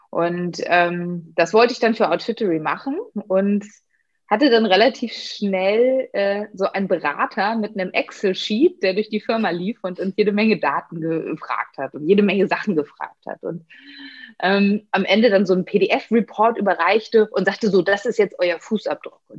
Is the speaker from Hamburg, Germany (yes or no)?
no; Berlin, Germany; liebe Grüße in meiner